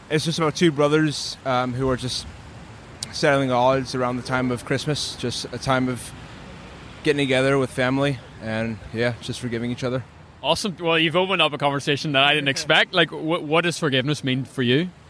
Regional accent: Los Angeles, California, United States; I'm from Los Angeles, but my parents are. Well, my mom is from here, and my dad is from Chicago.

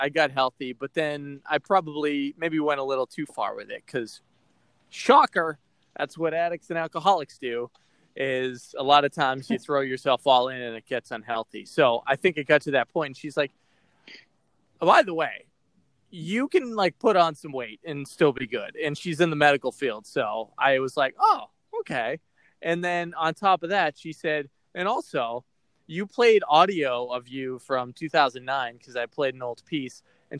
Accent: Boston, Massachusetts, United States; accent: Boston; I had a really thick Boston accent, and I was listening to a piece of audio that, because I'm from Boston, and I got rid of some of it

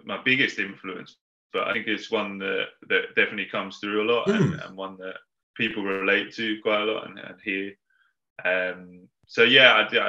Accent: Uxbridge, London, United Kingdom; moved away as an adult; now in Manchester, United Kingdom; I'm from London originally. So I grew up in kind of West London, a place called Uxbridge

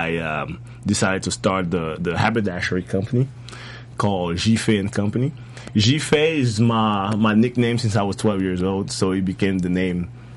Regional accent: Côte d’Ivoire; also born or lived in Paris, France; now in United States; I'm originally from the Ivory Coast in West Africa. Mm-hmm. Born and raised.

